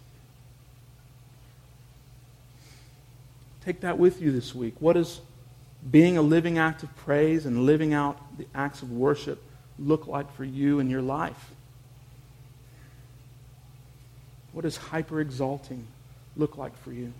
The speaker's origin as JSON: {"language": "English", "town": "Houston", "region": "Texas", "country": "United States", "tie": "born or raised there", "moved": "yes", "said": "my friends and family in my hometown of Houston were underwater"}